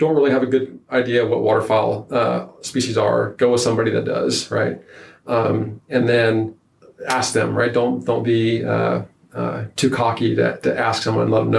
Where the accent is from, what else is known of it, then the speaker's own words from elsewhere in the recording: Nebraska, United States; No. And I take that as something that, so Northeast Nebraska, there's ducks everywhere, right?